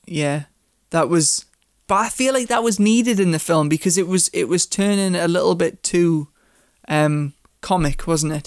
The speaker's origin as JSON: {"language": "English", "country": "United Kingdom", "said": "As a British person"}